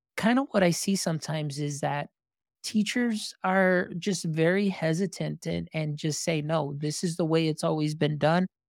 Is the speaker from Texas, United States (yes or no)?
yes; Texas, United States; I am from Texas